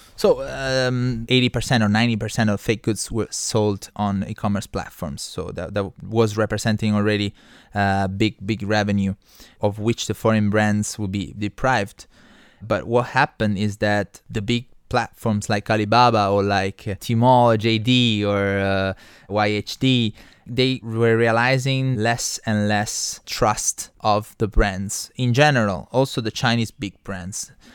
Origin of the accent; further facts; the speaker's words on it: Trani, Apulia, Italy; moved away as an adult; also born or lived in Beijing, China; now in China; My hometown is called Trani. It's on, uh, east coast of Puglia